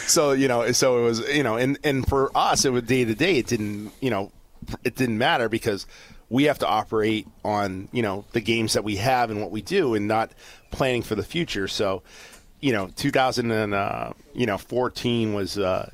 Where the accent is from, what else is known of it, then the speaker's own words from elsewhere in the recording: Raymond, New Hampshire, United States; I grew up in Raymond, New Hampshire, and that was the hometown of Carlton Fisk